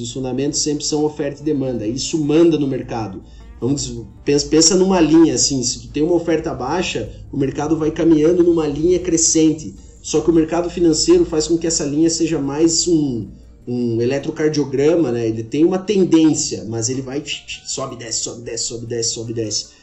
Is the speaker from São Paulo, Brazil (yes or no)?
no; Xanxerê, Santa Catarina, Brazil; moved away as an adult; also born or lived in Lages, Brazil; now in Goiânia, Brazil; sou catarinense, sou de Xinxerê, é, eh, mas moro em Goiânia tem cerca de 10 anos